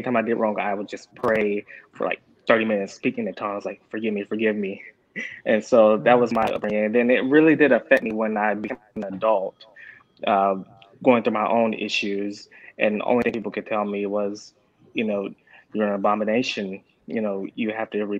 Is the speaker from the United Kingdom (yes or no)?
no; Rockwall, Texas, United States; now in Plano, United States; I live in Plano, Texas. I grew up in that area. I'm originally from Rockwall, Texas